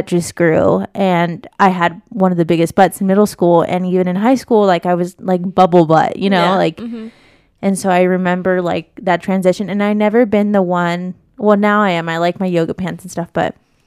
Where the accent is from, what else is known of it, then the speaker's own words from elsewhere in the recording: Las Vegas, Nevada, United States; growing up in Vegas